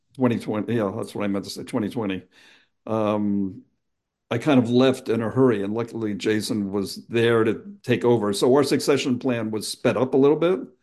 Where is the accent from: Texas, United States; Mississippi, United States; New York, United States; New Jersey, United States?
New Jersey, United States; Pennsauken; I grew up in Pennsauken, New Jersey